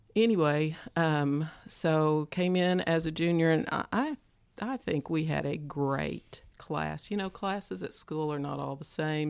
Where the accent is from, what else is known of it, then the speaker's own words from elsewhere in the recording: Stilwell, Oklahoma, United States; I grew up around Stillwell, Oklahoma